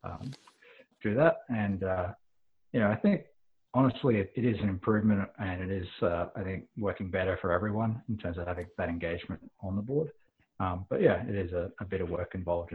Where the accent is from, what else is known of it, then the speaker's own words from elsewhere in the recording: Queensland, Australia; moved away as an adult; now in Toronto, Canada; I am a banana bender. I come from Queensland, and I played rugby most of my life up until moving to Canada